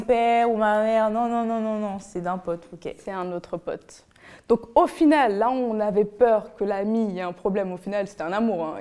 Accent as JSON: {"language": "French", "country": "Benin", "tie": "born or raised there", "moved": "yes", "said": "j'étais encore mineure et je vivais encore au Bénin. Donc je suis béninoise"}